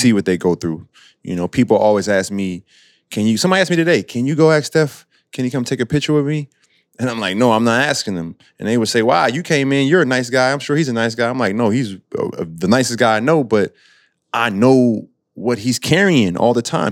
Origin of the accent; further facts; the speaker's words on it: Illinois, United States; I grew up in Illinois